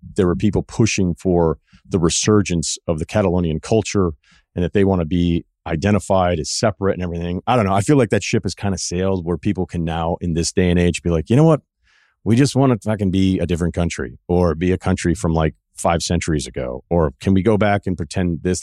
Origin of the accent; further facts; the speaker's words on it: Martha's Vineyard, Massachusetts, United States; I'm from Martha's Vineyard